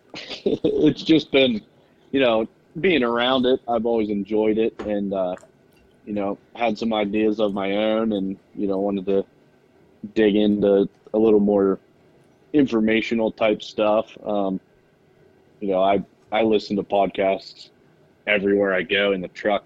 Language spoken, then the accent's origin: English; Central Pennsylvania, United States; I'm from Central Pennsylvania, uh, just a small little farm town